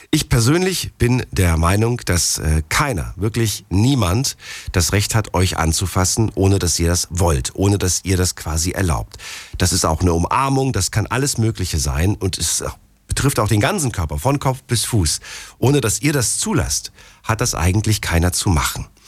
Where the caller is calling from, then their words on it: Stuttgart, Baden-Württemberg, Germany; Aus Stuttgart.